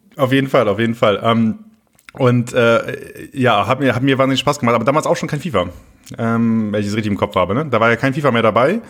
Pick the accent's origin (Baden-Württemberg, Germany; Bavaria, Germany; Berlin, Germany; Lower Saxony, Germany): Lower Saxony, Germany; Oldenburg; Oldenburg ist halt so meine Heimat